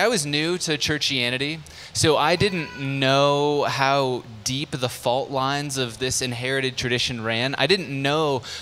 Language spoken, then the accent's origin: English; San Diego, California, United States; moved away; also born or lived in Lansing, Michigan; I was born and raised in San Diego